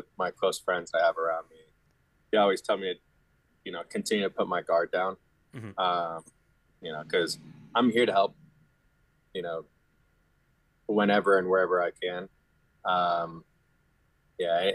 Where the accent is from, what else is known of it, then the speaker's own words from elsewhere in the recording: Florida, United States; I grew up in Florida